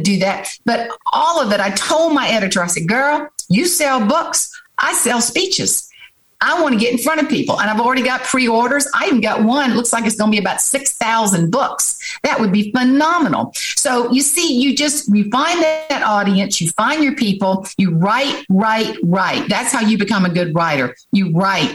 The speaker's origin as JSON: {"language": "English", "town": "Johns Island", "region": "South Carolina", "country": "United States", "tie": "born or raised there", "said": "John's Island, where I grew up, my daddy's farm"}